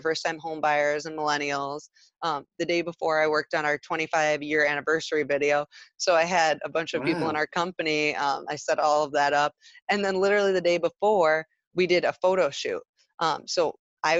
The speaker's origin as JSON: {"language": "English", "town": "Traverse City", "region": "Michigan", "country": "United States", "tie": "born or raised there", "also_born_or_lived": "Grand Rapids", "moved": "as an adult", "said": "I was back up in my hometown of Traverse City"}